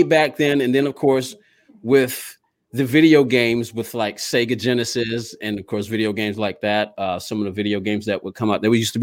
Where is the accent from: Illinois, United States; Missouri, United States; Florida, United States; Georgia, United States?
Georgia, United States; here in my hometown of Georgia